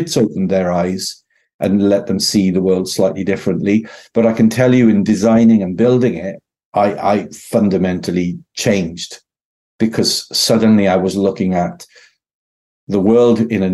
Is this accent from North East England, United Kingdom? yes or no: no; Merthyr Tydfil, Wales, United Kingdom; I was brought up to be institutionally socialist because I come from Merthyr Tydfil